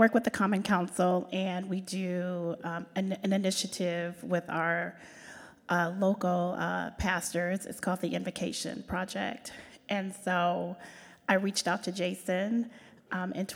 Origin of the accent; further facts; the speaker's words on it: South Bend, Indiana, United States; also born or lived in Chicago, Illinois; I'm originally from Chicago, and I moved here with my parents when I was like 6 years old.